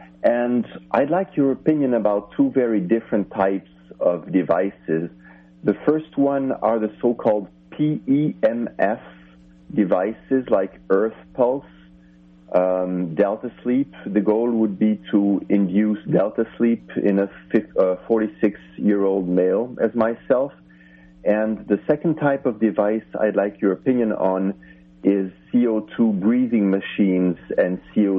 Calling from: Finland; I'm calling you from way, way far away. I'm calling you from Finland in Europe.

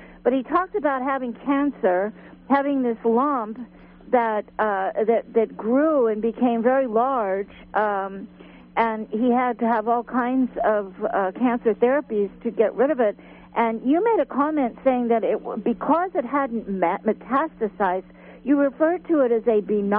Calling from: Phillipsville, California, United States; Yes, I'm from Phillipsville, and more than a question, I have a comment.

